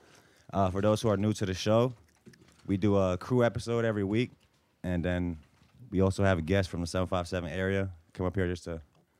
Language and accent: English; Bosnia & Herzegovina; moved away; I'm from Bosnia.